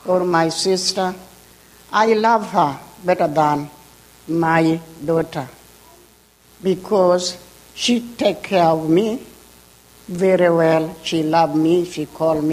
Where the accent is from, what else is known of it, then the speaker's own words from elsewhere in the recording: Kenya; English is a second language; now in United States; I'm from Kenya, Africa.